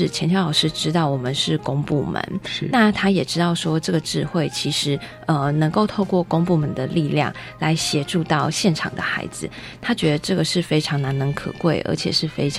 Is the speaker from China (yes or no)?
no; Taiwan; 然后可能跟我们台湾人相处比较久，也是很阿萨里